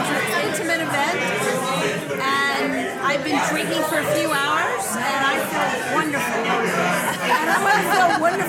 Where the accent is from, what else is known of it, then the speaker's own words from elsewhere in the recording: Denver, Colorado, United States; I'm from Denver.